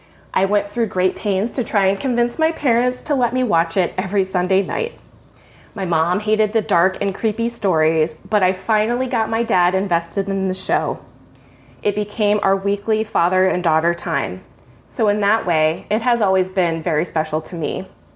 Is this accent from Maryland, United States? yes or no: yes; Maryland, United States; I'm from Scully's home state of Maryland.